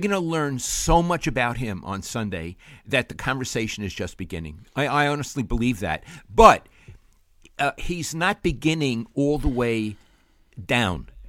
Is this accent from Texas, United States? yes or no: no; New York City, New York, United States; moved away; I grew up in Brooklyn, New York